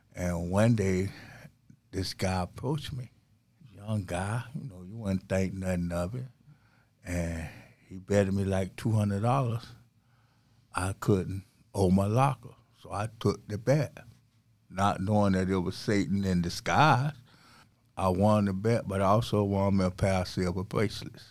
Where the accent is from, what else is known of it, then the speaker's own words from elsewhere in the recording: St. Petersburg, Florida, United States; I was born and raised in Saint Petersburg, Florida